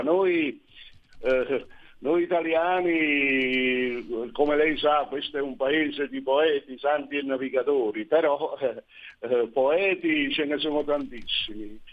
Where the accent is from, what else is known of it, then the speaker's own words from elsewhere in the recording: Sorrento, Campania, Italy; io vivo, sono nato e vivo a Sorrento, una, una cittadina turistica nel Golfo di Napoli